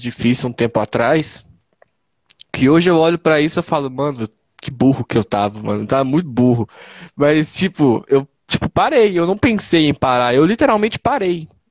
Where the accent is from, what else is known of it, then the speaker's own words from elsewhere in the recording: Ibirité, Minas Gerais, Brazil; eu sou de Birité, né? Cidade que eu moro é Birité.